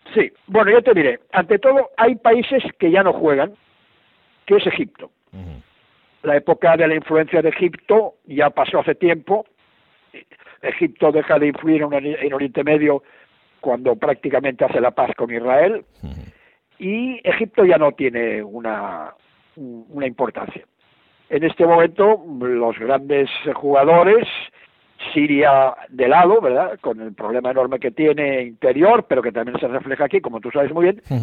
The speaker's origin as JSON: {"language": "Spanish", "town": "Barcelona", "region": "Catalonia", "country": "Spain", "also_born_or_lived": "Paris / Athens", "moved": "as an adult", "lives_now": "Beirut, Lebanon", "said": "yo soy de Barcelona, soy catalán"}